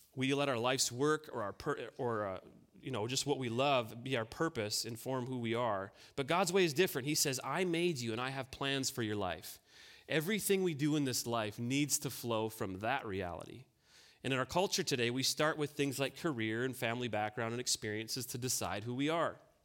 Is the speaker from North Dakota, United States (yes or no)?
yes; North Dakota, United States; I grew up on a farm here in North Dakota.